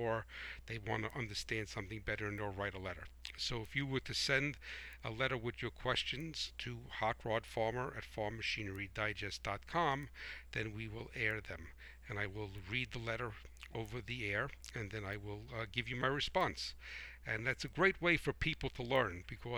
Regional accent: United States; I am a proud American patriot

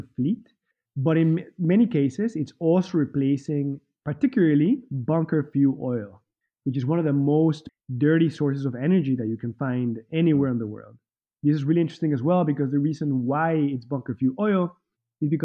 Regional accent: Mexico City, Mexico; also born or lived in Wales, United Kingdom / Boston / Minneapolis / Central America; now in California, United States; I'm originally from Mexico City, but I moved around

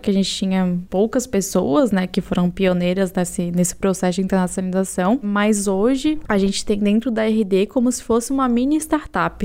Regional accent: Florianópolis, Santa Catarina, Brazil; Eu sou uma manezinha da ilha, então nasci e cresci aqui em Florianópolis.

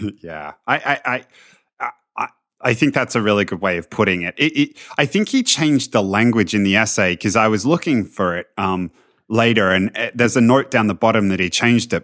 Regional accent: Australia; as an Australian

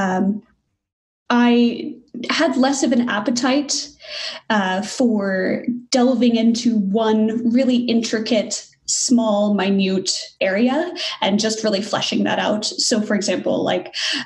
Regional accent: Weatherford, Texas, United States; moved away as an adult; also born or lived in Montreal; I'm originally from Texas. So I grew up in a small town, Weatherford, Texas, and moved to Montreal for my PhD originally

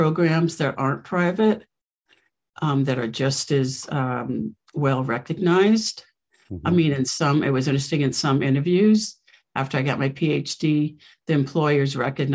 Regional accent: West Coast, United States; moved away; also born or lived in New York; I'm from the West Coast and I wanted to get back to the West Coast

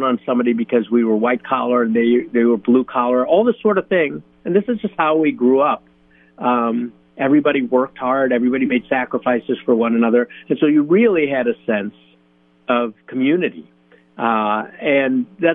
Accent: United States; growing up in the United States

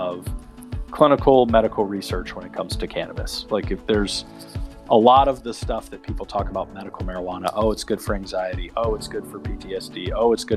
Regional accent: Charlotte, North Carolina, United States; moved away; also born or lived in Chapel Hill, North Carolina; I grew up in Charlotte, North Carolina

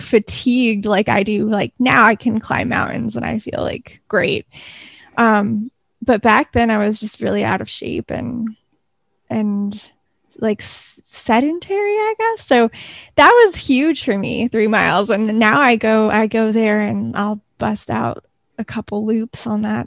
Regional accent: Clearwater, Florida, United States; I grew up in Florida. I grew up in Clearwater on the Gulf Coast, and about 10 years ago, I moved to Central Florida. So I'm a Florida native.

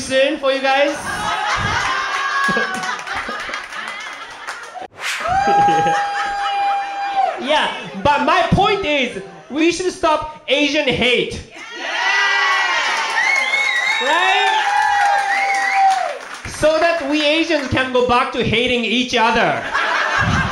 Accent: Japan; English is a second language; now in United States; I came all the way from Japan

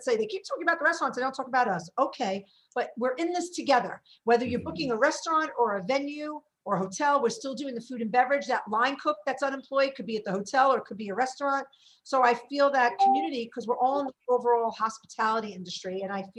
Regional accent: New York City, New York, United States; I'm from Brooklyn

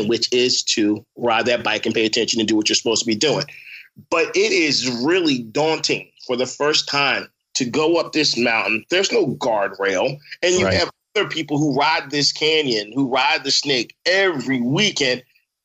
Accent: Philadelphia, Pennsylvania, United States; also born or lived in Abington, Pennsylvania; Germantown. Grew up in Germantown. Chew and Shelton. I went to Pastorius, FD Pastorius, man, elementary school. And then my folks moved us to Abington. We moved to Abington, and I was about 11

